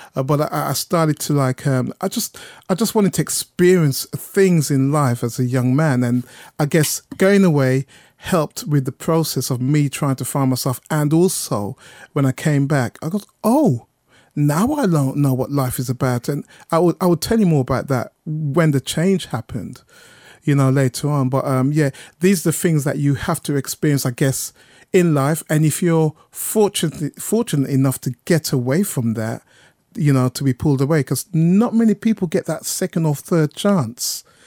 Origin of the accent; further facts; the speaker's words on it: Birmingham, West Midlands, United Kingdom; moved away as an adult; now in London, United Kingdom; I'm from Birmingham. I'm a Brummie.